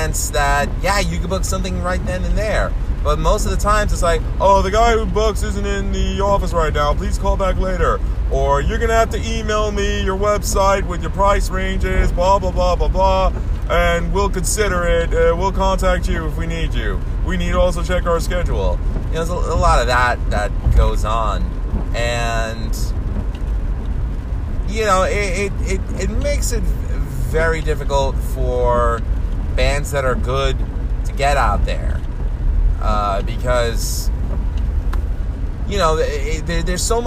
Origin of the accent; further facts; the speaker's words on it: New York City, New York, United States; I grew up in Queens